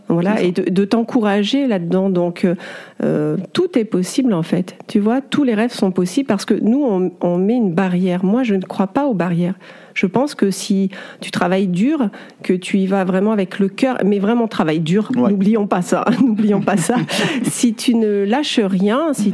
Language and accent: French; Clermont-Ferrand, Auvergne-Rhône-Alpes, France; je suis née à Clermont-Ferrand et je suis une zoréole. Alors, zoréole, c'est un papa de l'île de la Réunion et une maman auvergnate.